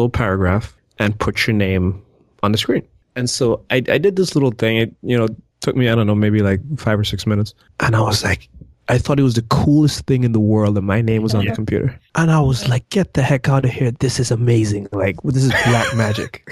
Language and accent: English; Antigua & Barbuda; moved away; growing up in Antigua, we didn't have at the time computers in the classrooms